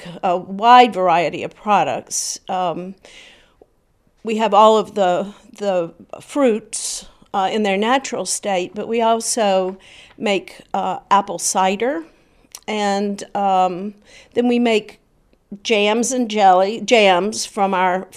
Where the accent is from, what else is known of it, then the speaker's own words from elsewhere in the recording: South Carolina, United States; moved away as an adult; also born or lived in New Jersey; growing up in South Carolina